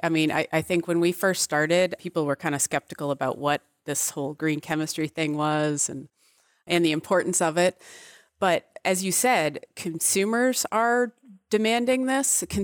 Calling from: Massachusetts, United States; I am in New England. I am just north of Boston.

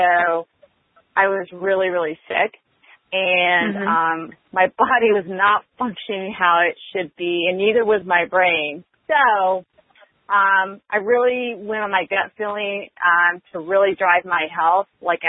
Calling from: Austin, Texas, United States; I'm calling from Austin, Texas.

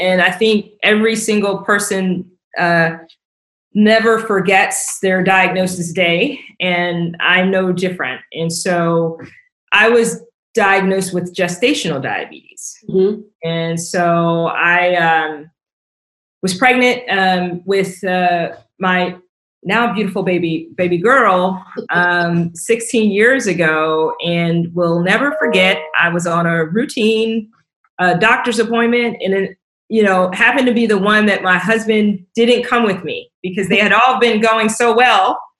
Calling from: Vienna, Virginia, United States; I'm dialing in from Vienna, Virginia, just outside of Washington, D.C.

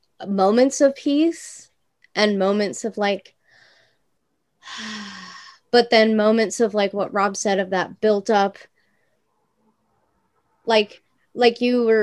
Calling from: Ukiah, California, United States; Ukiah, California.

